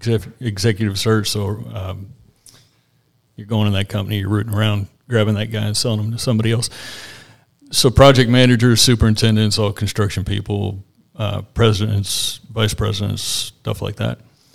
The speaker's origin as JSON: {"language": "English", "town": "Asheville", "region": "North Carolina", "country": "United States", "lives_now": "Flat Rock, United States", "said": "Asheville, North Carolina."}